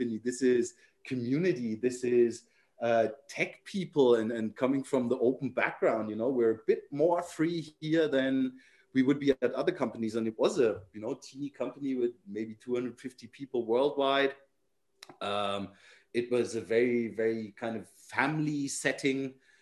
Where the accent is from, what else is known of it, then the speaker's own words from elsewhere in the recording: Nuremberg, Bavaria, Germany; I was from Nuremberg or the Nuremberg area